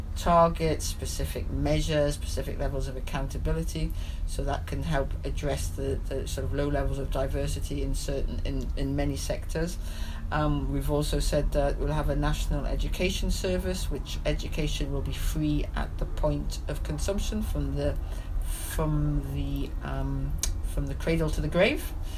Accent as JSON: {"language": "English", "town": "Newcastle upon Tyne", "region": "North East England", "country": "United Kingdom", "said": "I speak as a as a Geordie"}